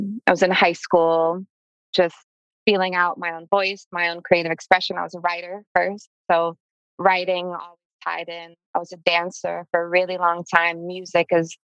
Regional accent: Oakland, California, United States; also born or lived in Berkeley; I'm from Oakland, born and raised. Technically, I was born in Berkeley, Alta Bates. But I was raised in Oakland my whole life.

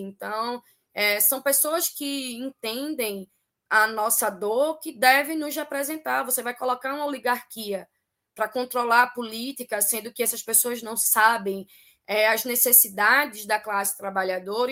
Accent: Recife, Pernambuco, Brazil; a gente se intitula aqui, enquanto pernambucana, enquanto resifense, como um Pernambuco, meu país

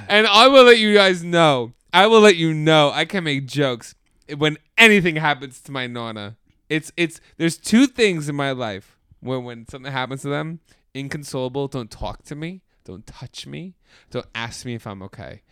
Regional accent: United States; as an American

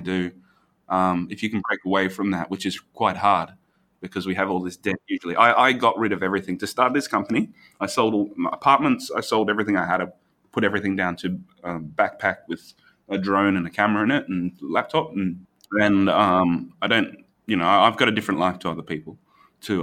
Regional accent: Brisbane, Queensland, Australia; I'm not local anywhere in the world. Um, I'm from Brisbane

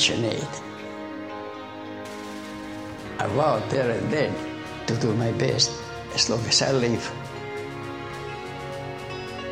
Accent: Serbia; moved away as an adult; I come from Serbia. I was orphaned when I was 8

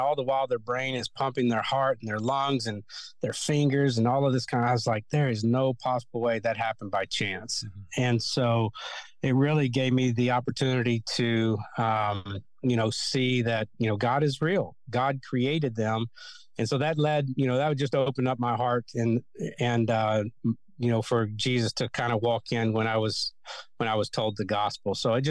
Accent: Kentucky, United States; And so growing up in Kentucky, there's a church on every corner of the streets.

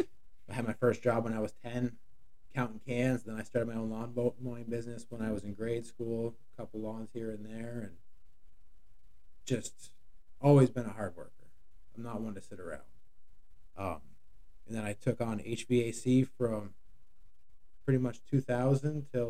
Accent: Shelburne, Vermont, United States; also born or lived in Starksboro, Vermont; I've been in Vermont my whole life, 40 years. I grew up in Shelburne. I now live in Starkesboro.

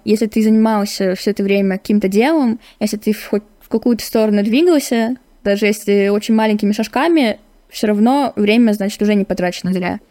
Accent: Irkutsk, Irkutsk Oblast, Russia; я из Иркутска, мне 17 лет

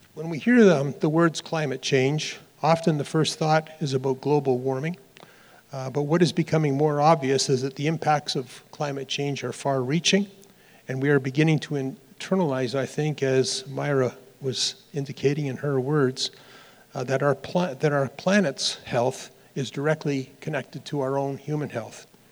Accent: Dundas, Ontario, Canada; moved away; Dundas, for those of you who've never been, is the most beautiful little town in the entire country. It's my hometown.

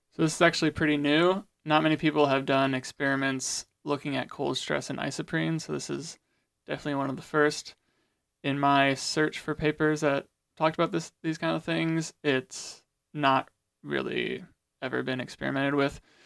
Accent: Goshen, Indiana, United States; I'm actually from Goshen, Indiana, attending Goshen College.

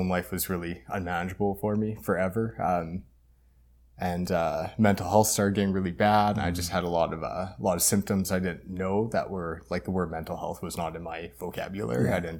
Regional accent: Edmonton, Alberta, Canada; born there; Okay, so I was born in Edmonton, but pretty much grew up here my whole life.

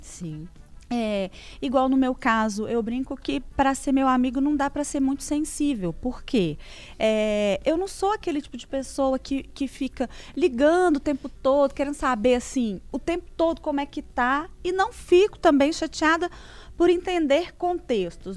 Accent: São João del Rei, Minas Gerais, Brazil; moved away as an adult; now in Belo Horizonte, Brazil; eu sou de São João Del Rey. moro em Belo Horizonte

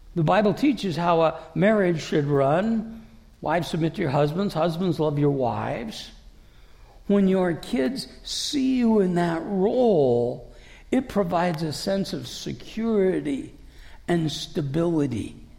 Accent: Davenport, Iowa, United States; moved away; I'm from Davenport, which is 80 miles north of Burlington. But I'm from Iowa.

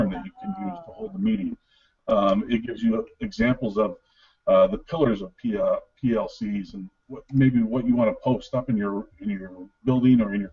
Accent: Gurnee, Illinois, United States; moved away; I was actually from the Gurnee area down in Illinois

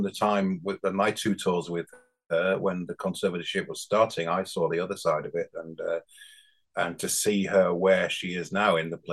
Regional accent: Bradford, Yorkshire and the Humber, United Kingdom; accent: northern; also born or lived in South of England; now in Hebden Bridge, United Kingdom; I'm from a council estate in Bradford

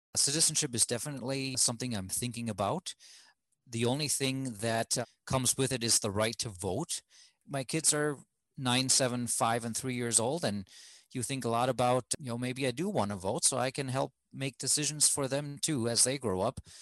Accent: Germany; moved away as an adult; now in United States; back home in germany I grew up in a fairly homogeneous society

